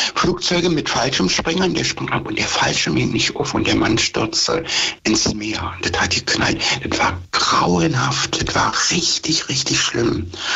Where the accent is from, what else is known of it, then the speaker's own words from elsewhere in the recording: Germany; hier bei uns in Deutschland